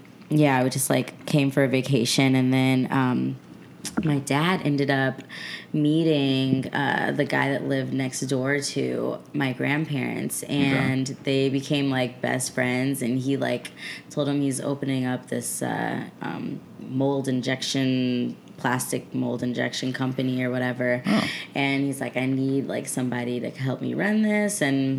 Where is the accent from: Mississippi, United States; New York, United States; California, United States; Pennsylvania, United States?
California, United States; also born or lived in Scottsdale, Arizona; I was born out there, and I moved to California when I was 9.